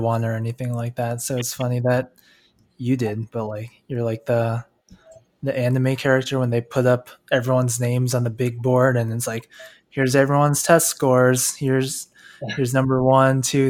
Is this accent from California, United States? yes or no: yes; California, United States; I'm from California